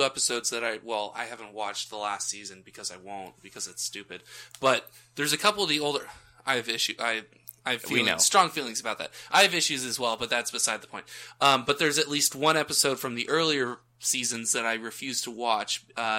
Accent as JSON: {"language": "English", "country": "United States", "said": "as an American"}